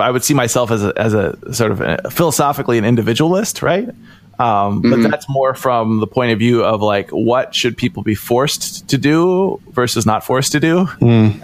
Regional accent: Ohio, United States; I grew up in Ohio, in kind of a, not even a small town setting, sort of a somewhat rural setting

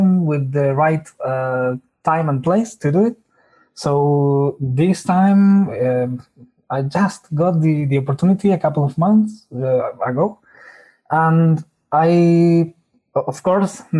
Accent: Argentina; I'm from Argentina

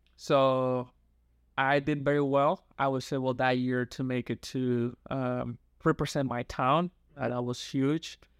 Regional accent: San Pedro de Macorís, Dominican Republic; first language Spanish; English is a second language; now in Oregon, United States; born and raised in San Pedro de Macorís

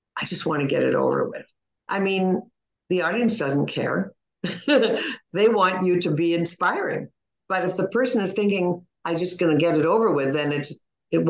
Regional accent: Toronto, Ontario, Canada; I'm from Toronto

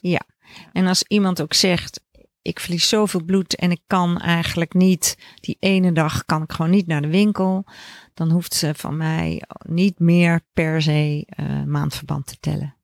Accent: Leiden, South Holland, Netherlands; moved away; also born or lived in Groningen / Amsterdam / Veldhoven; ik ben geboren in Leiden

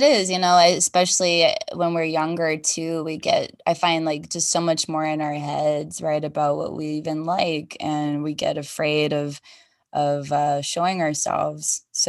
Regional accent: Las Vegas, Nevada, United States; I grew up here in Vegas

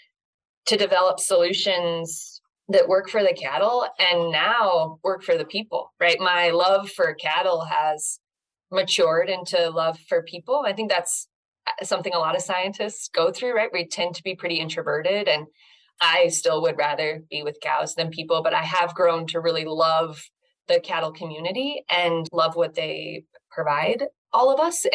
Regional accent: Northern California, United States; moved away; I grew up in Northern California

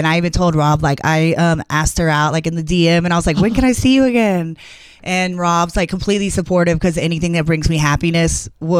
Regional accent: Atlanta, Georgia, United States; also born or lived in New Orleans / Los Angeles; now in Las Vegas, United States; I'm from Atlanta, Georgia.

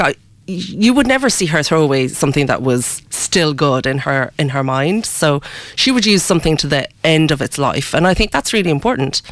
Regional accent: Ireland; I was born in Ireland. Ah. Um, yeah. Um, so I've I've lived pretty much all my life in Ireland, um, but I come from both cultures.

